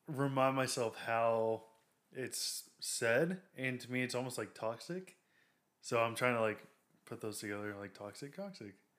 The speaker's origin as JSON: {"language": "English", "town": "Waxahachie", "region": "Texas", "country": "United States", "said": "We're from Waxahachie."}